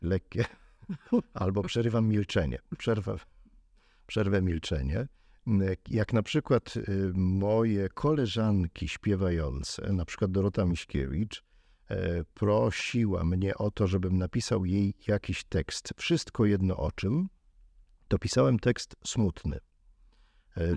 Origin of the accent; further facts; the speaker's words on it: Kraków, Lesser Poland, Poland; Ja jestem z Krakowa